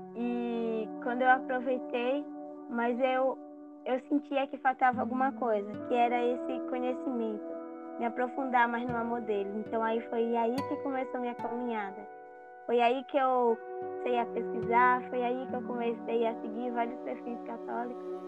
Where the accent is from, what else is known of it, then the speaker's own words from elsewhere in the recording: Araçu, Bahia, Brazil; eu sou de, da Bahia, Araçu, Bahia